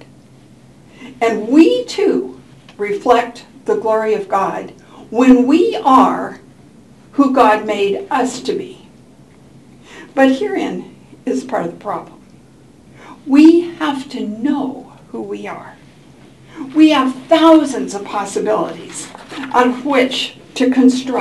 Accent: Portland, United States; I grew up in Portland.

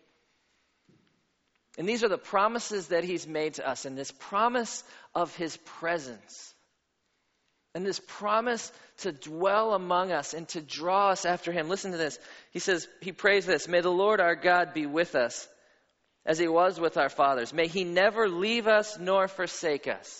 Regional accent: Pittsburgh, Pennsylvania, United States; moved away as an adult; also born or lived in Atlanta; I grew up in Pittsburgh

